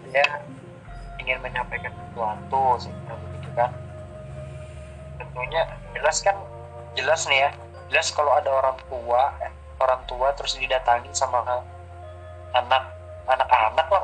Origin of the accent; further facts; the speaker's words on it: South Sulawesi, Indonesia; kamu tahu sendiri bapaknya Bugis, saya Bugis, dan si Anggur ini putri pertama kami.